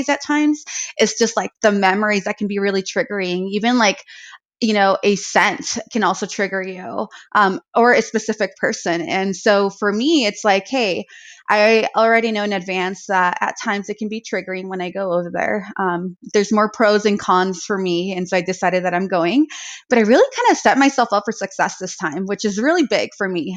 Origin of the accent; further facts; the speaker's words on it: Arizona, United States; now in South Lake Tahoe, United States; I do have family back home where I grew up in Arizona